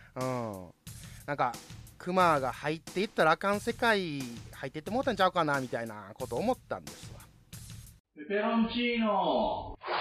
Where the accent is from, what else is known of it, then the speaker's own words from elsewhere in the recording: Osaka, Japan; 同じ関西人大阪人として